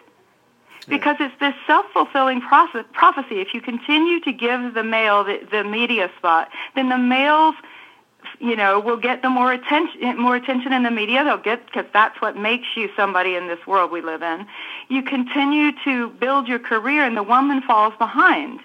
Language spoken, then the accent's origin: English; New Zealand; moved away as an adult; I grew up in New Zealand from 9 to 19